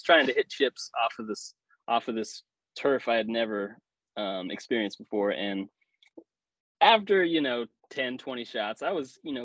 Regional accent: the Ozarks, United States; I'm from the Ozarks

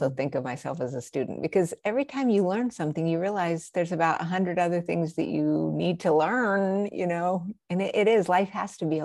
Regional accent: Albuquerque, New Mexico, United States; I'm from Albuquerque

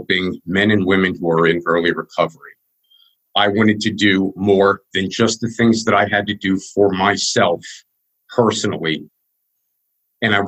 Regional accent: Wyomissing, Pennsylvania, United States; I was born in Wyomissing, in Pennsylvania

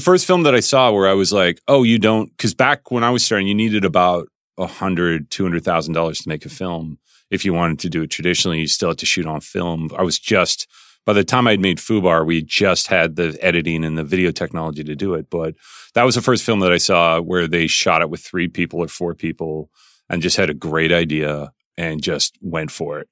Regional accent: Calgary, Alberta, Canada; I was growing up in Calgary

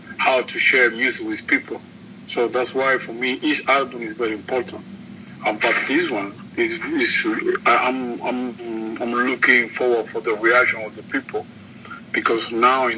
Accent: Cuba; English is a second language; I'm from Cuba.

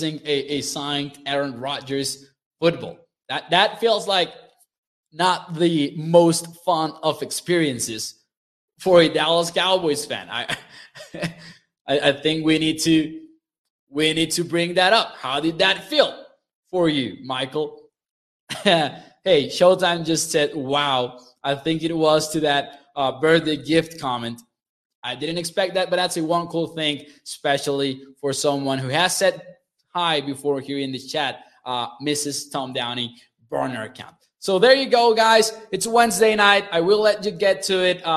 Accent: Chihuahua, Mexico; from where I live in Chihuahua, Mexico

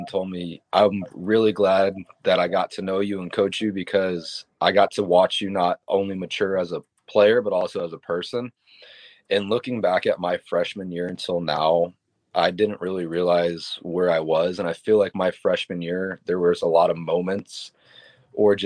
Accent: Tampa, Florida, United States; I'm from Tampa. It's my hometown

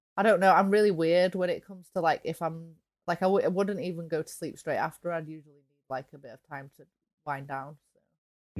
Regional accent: England, United Kingdom; for me as an English person

